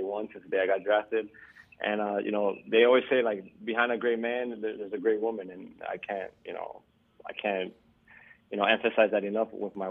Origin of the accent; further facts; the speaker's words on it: Miami, Florida, United States; my friends that I grew up with here in Miami